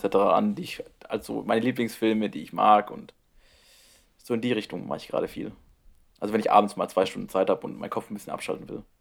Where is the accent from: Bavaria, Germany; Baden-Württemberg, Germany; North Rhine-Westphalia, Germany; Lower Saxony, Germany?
Baden-Württemberg, Germany; near the Black Forest, near Strasbourg; moved away; 30, 40 Minuten von meinem Heimatort weg